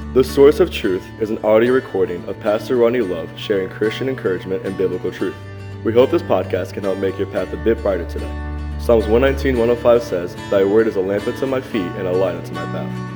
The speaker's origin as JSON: {"language": "English", "country": "United States"}